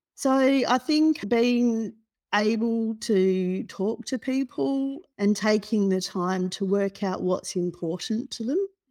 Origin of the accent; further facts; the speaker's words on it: Perth, Western Australia, Australia; moved away as an adult; now in Melbourne, Australia; So, I grew up in Perth, and I completed a degree in Perth